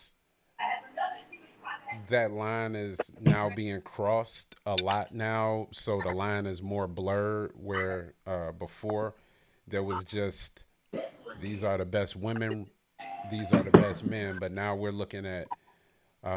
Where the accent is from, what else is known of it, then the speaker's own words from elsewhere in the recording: Detroit, Michigan, United States; I'm from Detroit